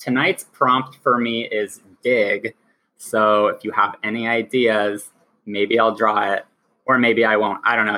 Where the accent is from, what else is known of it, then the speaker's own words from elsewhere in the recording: Boise, Idaho, United States; now in Portland, United States; I am in Portland, just, you know, chilling here. But I moved from Boise, Idaho, very dry, very unpopulated. And I came here for school.